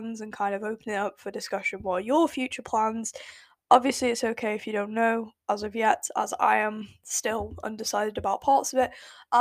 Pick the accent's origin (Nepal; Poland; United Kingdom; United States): United Kingdom; accent: British; my lovely British accent. I won't really say it's a British accent